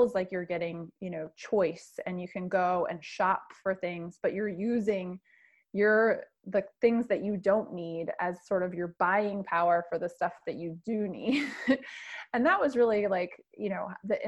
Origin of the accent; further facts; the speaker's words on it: Michigan, United States; moved away; I'm originally from Michigan